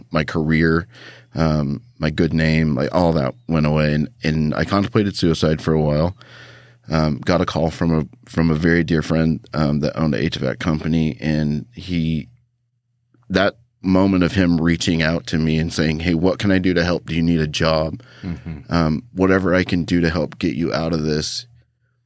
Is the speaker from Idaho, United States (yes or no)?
yes; Idaho, United States; also born or lived in Japan; I grew up here in Idaho, about 3 hours away from Boise in a small town